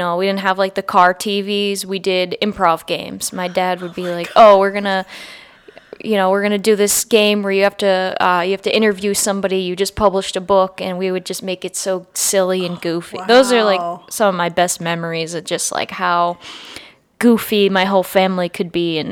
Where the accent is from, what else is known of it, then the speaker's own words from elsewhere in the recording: near Framingham and Worcester, Massachusetts, United States; I grew up near Framingham and Worcester, where I was probably closer to those cities in Massachusetts.